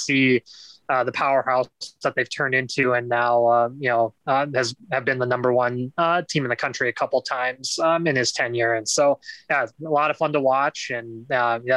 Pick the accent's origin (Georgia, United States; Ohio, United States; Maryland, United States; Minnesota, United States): Minnesota, United States; Eagan; I grew up in Eagan, Minnesota